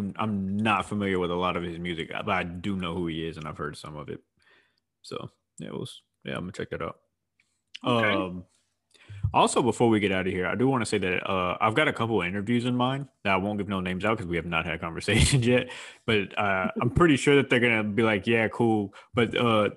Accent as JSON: {"language": "English", "town": "Houston", "region": "Texas", "country": "United States", "said": "I'm from Houston"}